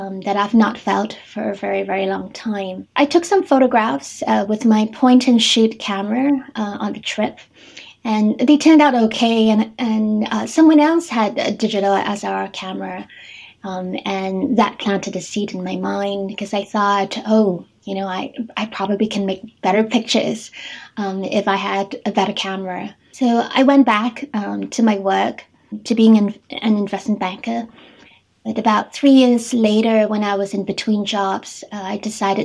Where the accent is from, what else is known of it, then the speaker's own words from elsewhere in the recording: Singapore; moved away as an adult; now in Tokyo, Japan; I'm originally from Singapore, and I've been living and working in Japan for the past 12-13